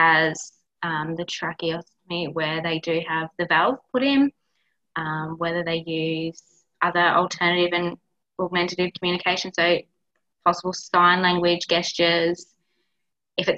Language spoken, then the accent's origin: English; Victoria, Australia; now in Queensland, Australia; I'm a Victorian, I don't sound the same as them up here.